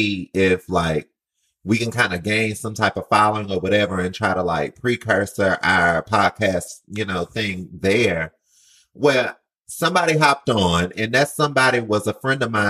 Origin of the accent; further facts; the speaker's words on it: Mobile, Alabama, United States; moved away as an adult; now in New York, United States; I moved to New York in 2015. I came from Mobile, Alabama. So, excuse the accent